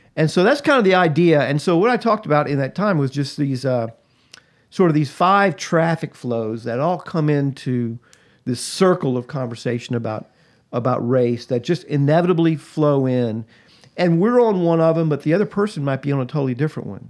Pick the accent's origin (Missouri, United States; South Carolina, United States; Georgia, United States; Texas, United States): Georgia, United States; Atlanta; I was born and raised in Atlanta, Georgia, just outside of Atlanta. Grew up, uh, in the South